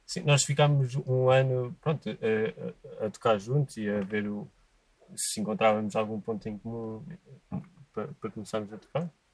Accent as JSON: {"language": "Portuguese", "country": "Portugal", "tie": "born or raised there", "said": "eu cresci em Passo Largos."}